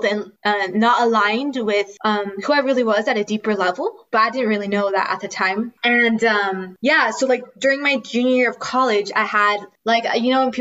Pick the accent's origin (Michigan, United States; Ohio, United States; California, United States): California, United States; moved away as an adult; now in Spain; I'm originally from California, and I was born and raised there. But right now I'm in Spain